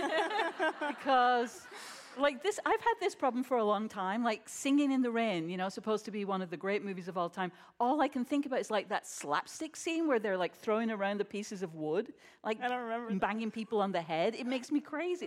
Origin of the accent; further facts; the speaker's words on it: United States; as an American